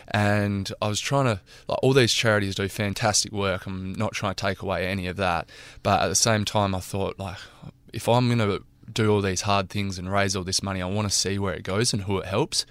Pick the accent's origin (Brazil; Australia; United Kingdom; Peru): Australia; Narrabeen, New South Wales; now in Karratha, Australia; my hometown in Narrabeen